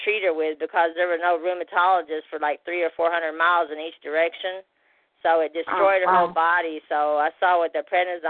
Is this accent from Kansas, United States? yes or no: no; Missouri, United States; now in Miami Beach, United States; I'm originally from Missouri